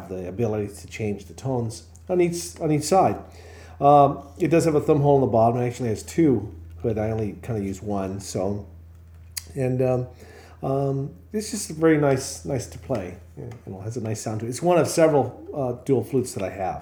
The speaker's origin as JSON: {"language": "English", "region": "Southern California", "country": "United States", "tie": "born or raised there", "moved": "yes", "lives_now": "Pacific Northwest, United States", "said": "I grew up in Southern California"}